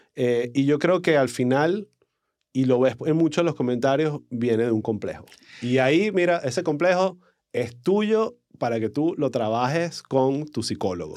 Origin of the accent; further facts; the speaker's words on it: Caracas, Capital District, Venezuela; accent: caraqueño cifrino del este; mi acento caraqueño, cifrino mandibuleado